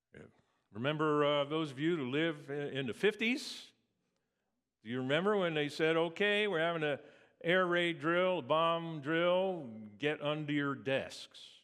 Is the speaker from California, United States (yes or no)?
no; Valley Forge, Pennsylvania, United States; I grew up in Valley Forge, actually, Pennsylvania, outside of Philadelphia